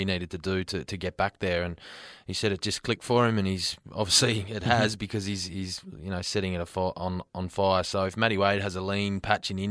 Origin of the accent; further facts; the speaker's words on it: New South Wales, Australia; I'm from New South Wales, and I sort of grew up playing with him in the underage tournaments